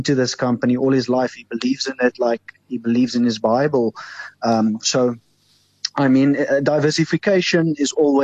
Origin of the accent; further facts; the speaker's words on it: South Africa; as a South African